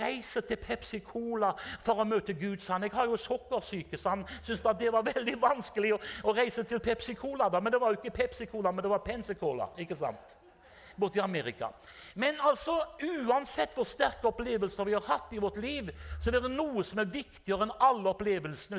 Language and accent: Norwegian; Haugesund, Rogaland, Norway; also born or lived in Drammen; jeg er fra Haugesund